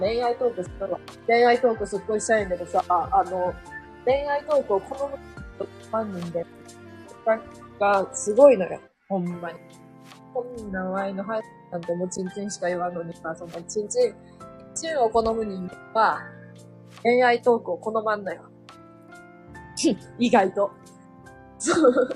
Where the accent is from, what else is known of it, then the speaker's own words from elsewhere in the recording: Kansai, Japan; accent: Kansai dialect; 関西弁風なん関西弁風になった